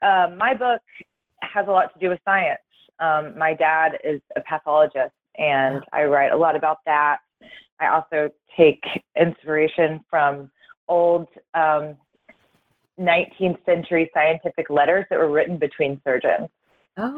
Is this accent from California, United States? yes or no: no; Dallas, Texas, United States; now in Missouri, United States; I am originally from Dallas, Texas, and I recently began a job as a professor at University of Central Missouri.